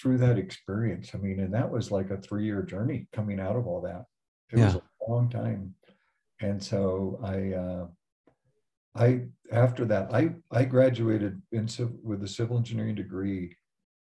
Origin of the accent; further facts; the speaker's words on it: Denver, Colorado, United States; I grew up in Denver, went to Wheat Ridge High School